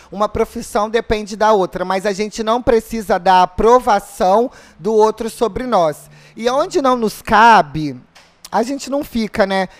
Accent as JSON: {"language": "Portuguese", "region": "Rio de Janeiro", "country": "Brazil", "said": "eu sou do Rio também"}